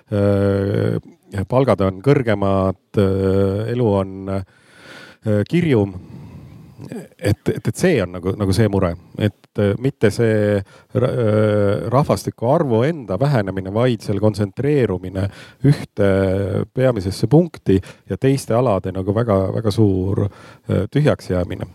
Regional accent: South Estonia, Estonia; now in Tallinn, Estonia; ma olen äh, ka Lõuna-Eestist pärit

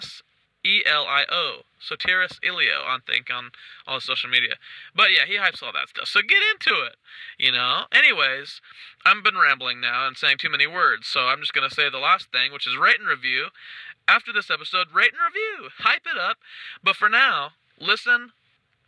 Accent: Wichita, Kansas, United States; moved away; my hometown

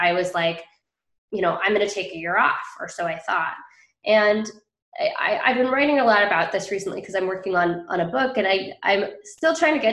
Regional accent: Bainbridge Island, Washington, United States; So it's called Bainbridge Island

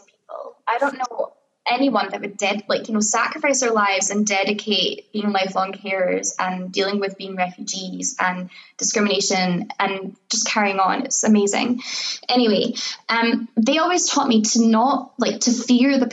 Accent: Scotland, United Kingdom; being born here and living here

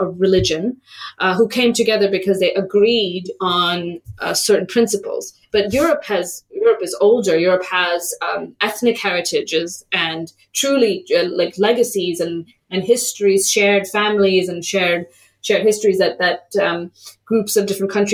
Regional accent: United States; when I was growing up in the United States

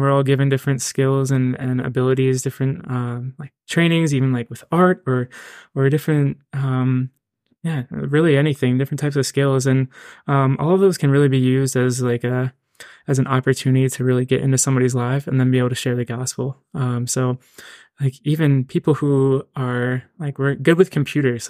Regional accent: Reading, Pennsylvania, United States; moved away as an adult; now in Hershey, United States; I'm originally from Reading, Pennsylvania

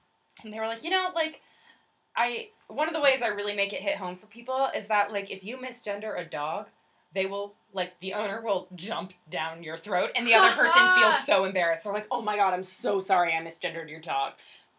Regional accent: Western Massachusetts, United States; I'm from Western Mass.

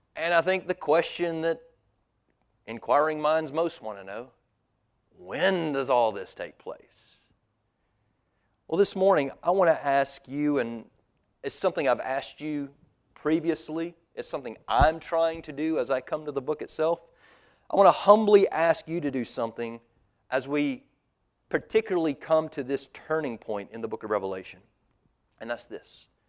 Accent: United States; as an American

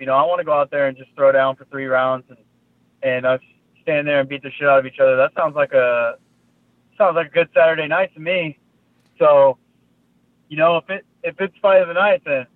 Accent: Fort Worth, Texas, United States; I'm from Fort Worth, so Fort Worth's only 40 minutes away, 35, 40 minutes away from Dallas, and you know, I'm from a small town, kind of a small town right outside of Fort Worth

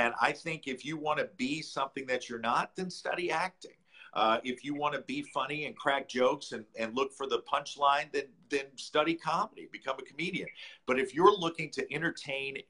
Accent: St. Louis, Missouri, United States; I grew up in St. Louis

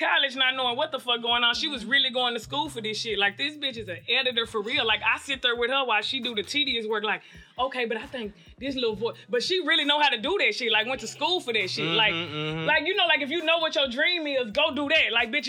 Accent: Dallas, Texas, United States; now in Los Angeles, United States; right, my people from Arkansas. I'm from Dallas, but I'm really country.

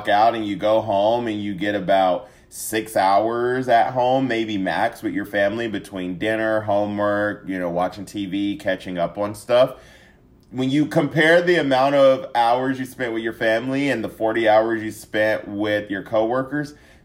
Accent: Siler City, North Carolina, United States; moved away as an adult; also born or lived in Atlanta, Georgia; now in Dallas, United States; I am from Siler City, North Carolina. Love my home state of North Carolina

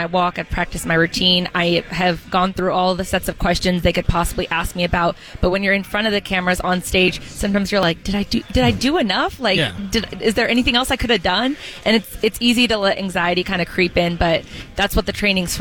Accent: Oregon, United States; I grew up in Oregon. I'm from here

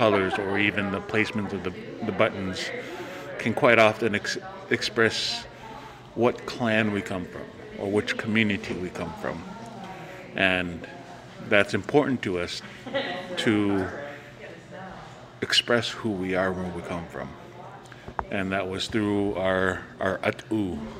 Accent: Hoonah, Alaska, United States; I am Kaguantan from Kokunuwu, Huna Territory. I am a child of Kiksedi.

